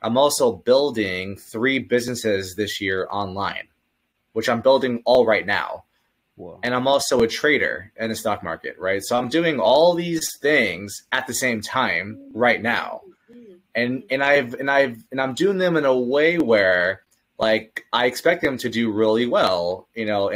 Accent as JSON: {"language": "English", "region": "California", "country": "United States", "said": "I'm actually from California"}